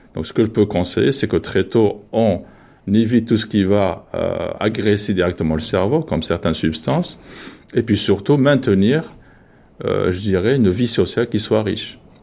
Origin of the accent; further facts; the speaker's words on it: France; nous, en tant que Français